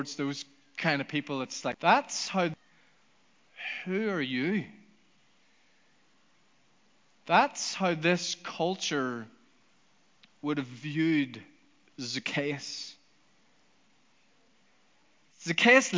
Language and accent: English; Northern Ireland, United Kingdom; also born or lived in United States